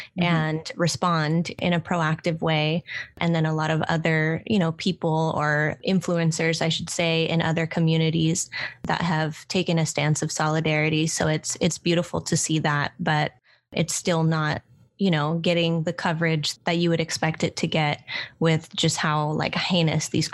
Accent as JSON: {"language": "English", "town": "Oakland", "region": "California", "country": "United States", "tie": "born or raised there", "said": "here in my hometown in Oakland, California, in the Bay"}